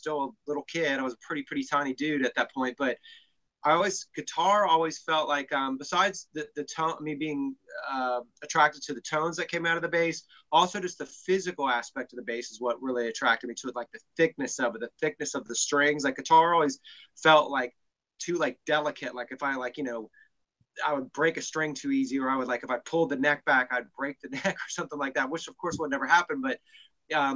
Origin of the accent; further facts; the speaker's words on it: Cincinnati, Ohio, United States; I grew up in Cincinnati, Ohio, which is where I still live today.